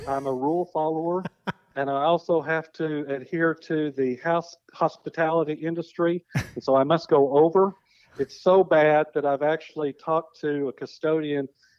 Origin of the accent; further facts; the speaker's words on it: Elkins, Arkansas, United States; growing up in Elkins